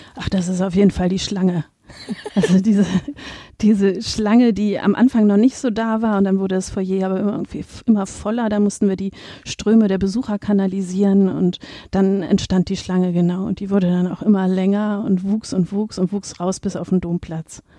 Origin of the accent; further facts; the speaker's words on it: Berlin, Germany; moved away as an adult; also born or lived in Braunschweig / Kassel / Dresden; now in Münster, Germany; Ich komme ursprünglich aus Berlin, habe da Kunstgeschichte studiert und auch promoviert